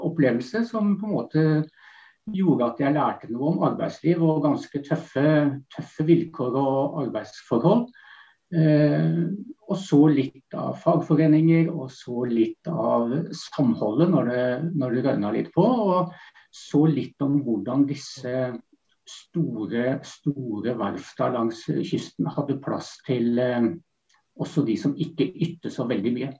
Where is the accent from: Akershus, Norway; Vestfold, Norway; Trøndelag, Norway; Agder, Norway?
Vestfold, Norway; jeg vokste opp i Vestfold